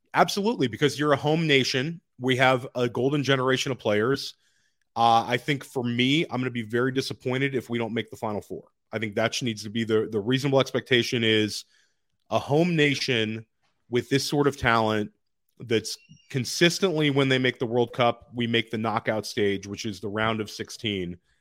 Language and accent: English; Washington, District of Columbia, United States; I grew up in Washington, D C